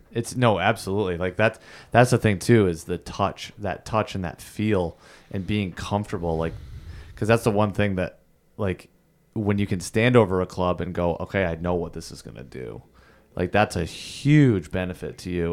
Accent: Thousand Islands, New York, United States; I grew up in the Thousand Islands

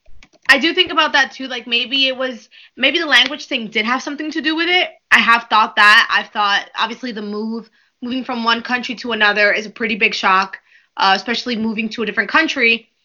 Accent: New York, United States; also born or lived in Dominican Republic; I was born in New York. I moved to the Dominican Republic when I was probably about 2 months old. I know that I came to the U.S. before I turned 7

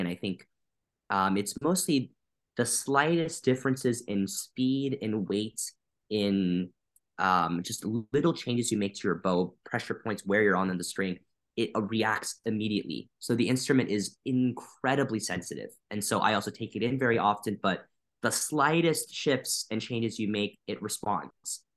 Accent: Wisconsin, United States; moved away as an adult; also born or lived in Chicago; now in Boston, United States; I was born and raised in Wisconsin, so I'm from the Midwest

